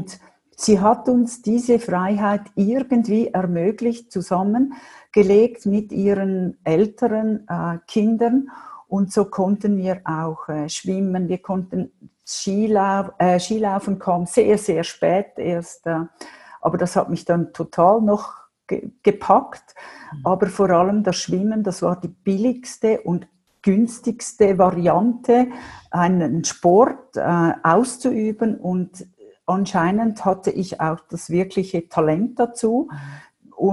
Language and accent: German; Winterthur, Zurich, Switzerland; ich bin aufgewachsen in Winterthur. Ich komme aus einem Vier-Mädel-Haushalt.